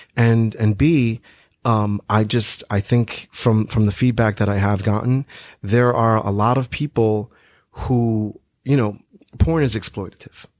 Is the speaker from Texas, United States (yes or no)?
no; New York, United States; growing up in New York